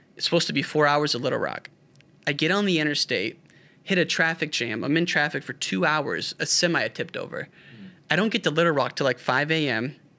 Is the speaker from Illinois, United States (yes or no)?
yes; Illinois, United States; I grew up in the Quad Cities, uh, which is on the western side of Illinois